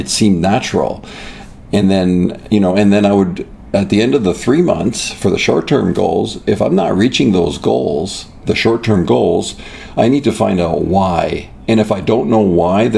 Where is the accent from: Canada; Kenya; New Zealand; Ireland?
Canada; Toronto, Ontario; now in United States; my childhood was great. It was in the Greater Toronto area